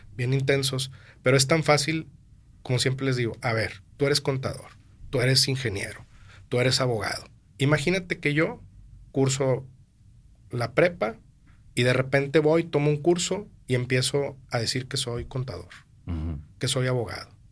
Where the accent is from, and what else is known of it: Monterrey, Nuevo León, Mexico; also born or lived in Mexico City